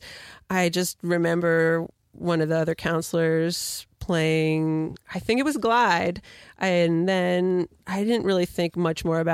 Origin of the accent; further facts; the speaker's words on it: outside of New York City, United States; moved away as an adult; also born or lived in Oswego, New York / Rochester, New York; now in Vermont, United States; I grew up outside of New York City, a suburb of Manhattan